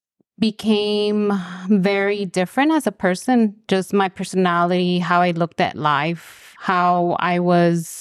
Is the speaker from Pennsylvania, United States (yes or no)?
no; Los Angeles, California, United States; I am originally from Los Angeles.